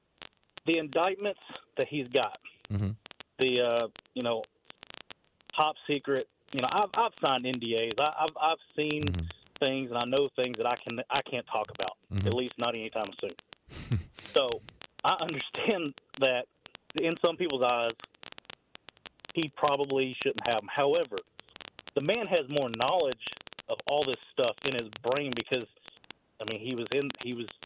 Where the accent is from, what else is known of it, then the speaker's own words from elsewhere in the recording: Kentucky, United States; now in North Carolina, United States; I'm originally from Kentucky